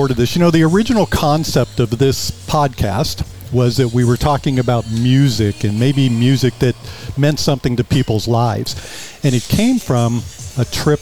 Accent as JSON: {"language": "English", "area": "Bay Area", "region": "California", "country": "United States", "said": "we were from the Bay Area, too"}